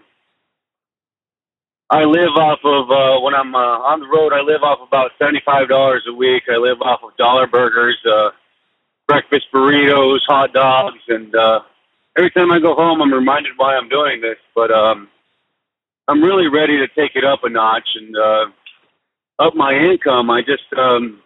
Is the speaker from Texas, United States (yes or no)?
yes; El Paso, Texas, United States; I'm from El Paso, Texas